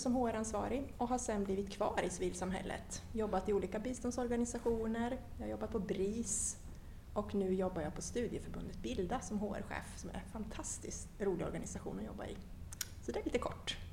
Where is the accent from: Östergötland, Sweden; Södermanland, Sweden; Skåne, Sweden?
Östergötland, Sweden; Linköping; moved away as an adult; also born or lived in Stockholm; now in Ekerö, Sweden; jag är född och uppvuxen i Linköping. Eh, bodde där tills jag var 19, flyttade till Stockholm, har varit i Stockholm sedan dess